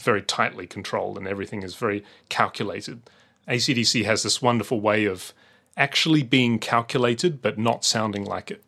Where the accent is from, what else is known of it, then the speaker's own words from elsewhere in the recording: Adelaide, South Australia, Australia; moved away; growing up in Australia